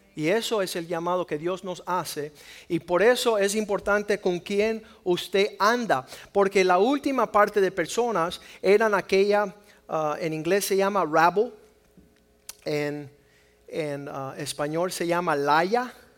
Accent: Cuba; soy cubano

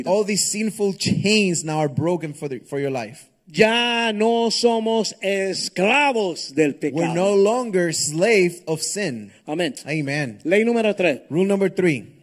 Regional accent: Honduras; Soy hondureño.

